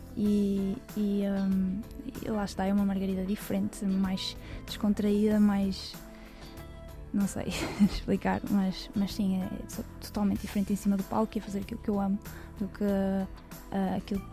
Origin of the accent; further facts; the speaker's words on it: Cabeceiras de Basto, Braga, Portugal; na minha terra, em Cabeceiras